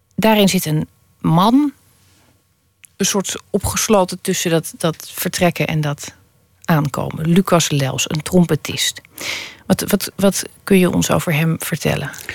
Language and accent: Dutch; Holland, Netherlands; als Hollander